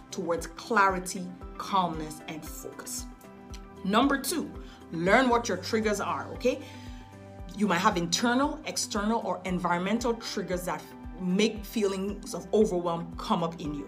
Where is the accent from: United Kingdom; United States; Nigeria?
Nigeria; I'm a Nigerian girl